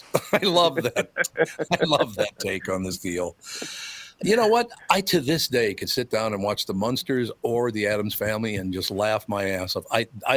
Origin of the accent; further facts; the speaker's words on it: Minneapolis, Minnesota, United States; I'm from North Minneapolis. We didn't even have ice rinks over there